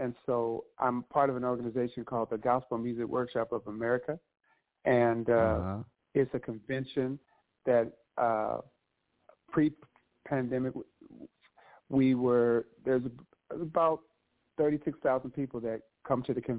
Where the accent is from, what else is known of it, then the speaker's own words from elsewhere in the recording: Victorville, California, United States; I am originally from Victorville, California